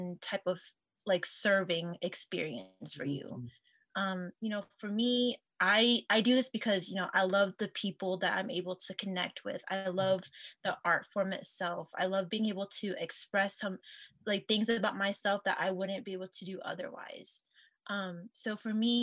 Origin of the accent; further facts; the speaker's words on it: Portland, Oregon, United States; moved away; I'm from the Portland, Oregon area